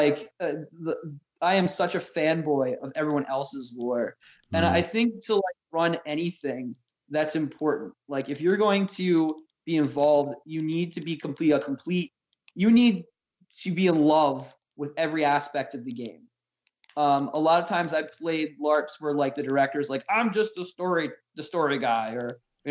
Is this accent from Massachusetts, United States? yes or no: no; Arden, Delaware, United States; I grew up in a town founded by Shakespearean actors called Arden in Arden, Delaware